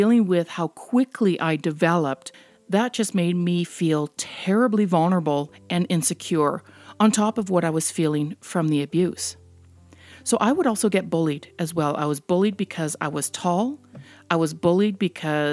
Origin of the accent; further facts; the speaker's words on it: Canada; also born or lived in Netherlands; I was born in the Netherlands quite a number of years ago, and we immigrated to Canada when I was just less than a year old